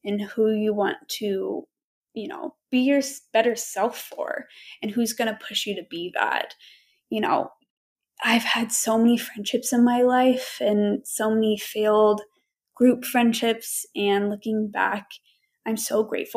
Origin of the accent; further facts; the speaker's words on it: Knoxville, Tennessee, United States; I am from Knoxville, Tennessee